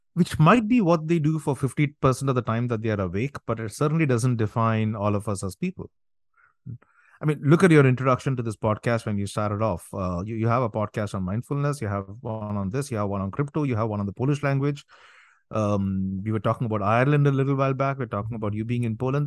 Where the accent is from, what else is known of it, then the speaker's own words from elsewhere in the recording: India; now in New Jersey, United States; I'm from India, I'm here in the States